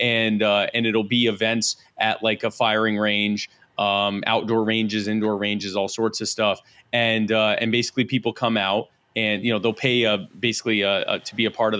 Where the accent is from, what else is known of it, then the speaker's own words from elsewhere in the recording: Myrtle Beach, South Carolina, United States; also born or lived in Baltimore, Maryland; living in Myrtle Beach as a child.